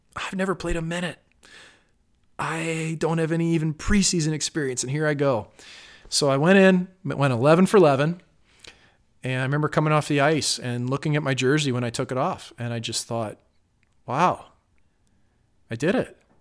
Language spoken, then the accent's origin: English; St. Louis, Missouri, United States; now in Las Vegas, United States; Saint Louis, my hometown